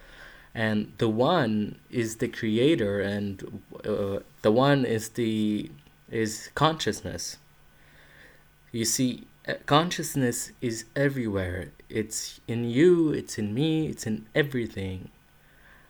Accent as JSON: {"language": "English", "town": "Sidon", "region": "South Governorate", "country": "Lebanon", "tie": "born or raised there", "second_language": "English", "moved": "as an adult", "said": "in Sidon. It's a nice city, and that's where I spent most of my childhood and where I grew up."}